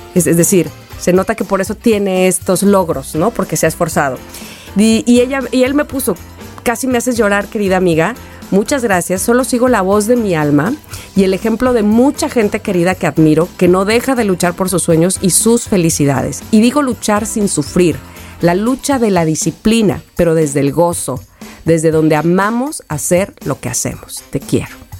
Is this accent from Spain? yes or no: no; Veracruz, Mexico; moved away; also born or lived in Xalapa, Veracruz; Jalapa, Veracruz, la capital de mi estado